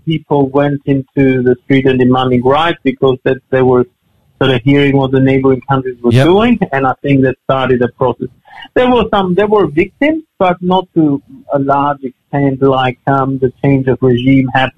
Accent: Albania; now in Australia; for us, growing up in Albania

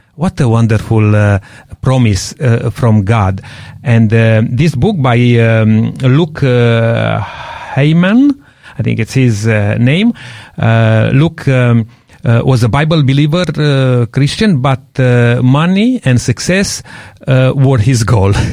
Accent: Romania; moved away; I'm coming from Romania

